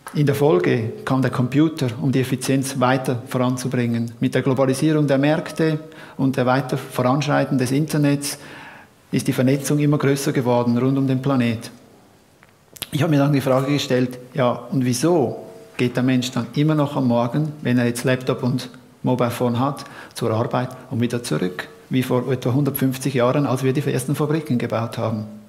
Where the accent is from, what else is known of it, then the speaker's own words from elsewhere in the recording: Horgen, Zurich, Switzerland; in meiner Gemeinde, wo ich herkomme, aus Horgen